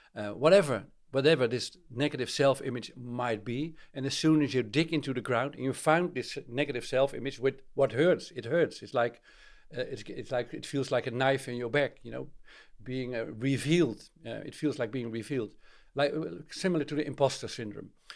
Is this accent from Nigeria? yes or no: no; Netherlands; I'm from Holland